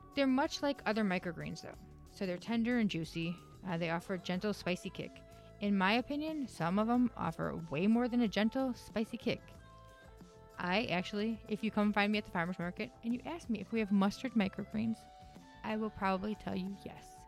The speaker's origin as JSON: {"language": "English", "region": "Wisconsin", "country": "United States", "moved": "yes", "said": "I am from Wisconsin"}